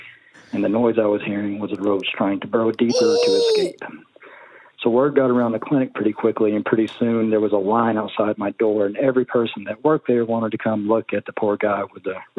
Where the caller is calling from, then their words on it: Little Rock, Arkansas, United States; also born or lived in San Diego; I'm calling from Little Rock, Arkansas.